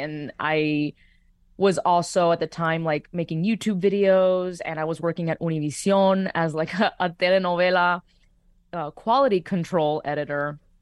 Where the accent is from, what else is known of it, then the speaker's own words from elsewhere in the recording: Miami, Florida, United States; moved away as an adult; now in Los Angeles, United States; what made Miami home for me, it was my family and especially my abuelos